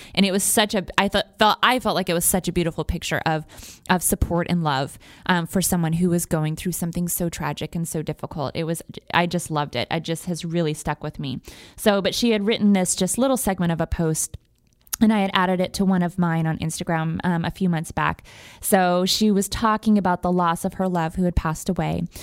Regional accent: United States; also born or lived in Wyoming / Montana; now in Houston, United States; I'm from Wyoming and Montana originally

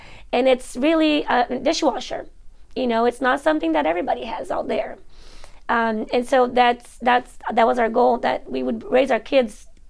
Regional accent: Brazil; now in Georgia, United States; I grew up very simple in Brazil. Life was very simple, very humble.

